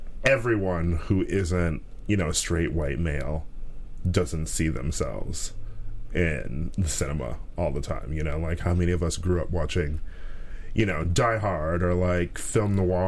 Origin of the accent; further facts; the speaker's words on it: Milwaukee, Wisconsin, United States; I was probably about 5 or so when he was arrested. So, and we lived sort of in that area, too.